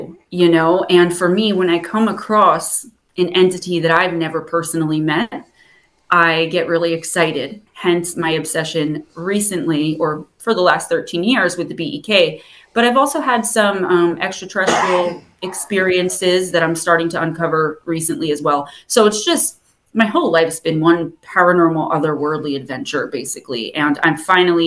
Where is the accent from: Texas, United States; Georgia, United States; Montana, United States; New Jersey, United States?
New Jersey, United States; accent: Jersey; I love my Jersey accent